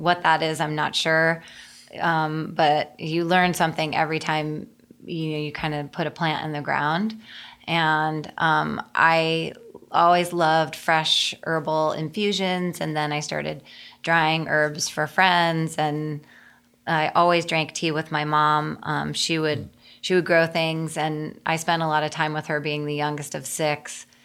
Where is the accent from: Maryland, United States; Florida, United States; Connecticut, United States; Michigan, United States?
Connecticut, United States; moved away; I grew up in Connecticut